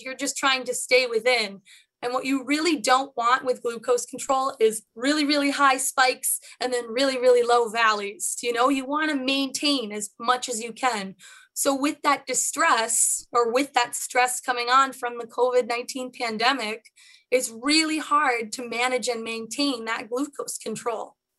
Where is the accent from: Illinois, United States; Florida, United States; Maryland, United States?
Illinois, United States; Chicago; I am a Chicagoan born and bred.